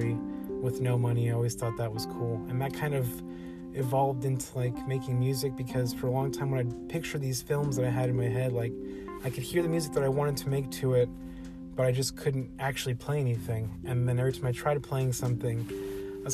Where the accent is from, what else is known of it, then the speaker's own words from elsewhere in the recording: Dallas, Texas, United States; growing up in South Dallas